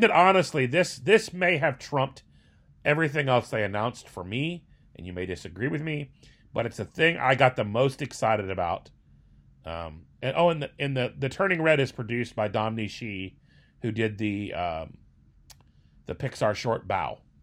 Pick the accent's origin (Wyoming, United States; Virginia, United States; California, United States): Virginia, United States; Northern; moved away; I grew up in Northern Virginia